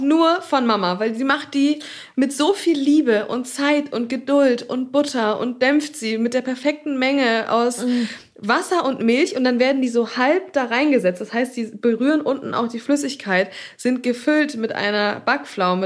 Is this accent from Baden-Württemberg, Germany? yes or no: yes; Black Forest, Swabia, Baden-Württemberg, Germany; Ich habe ja meine Wurzeln im Schwabenländle, gell? Ich bin ja im Schwarzwald geboren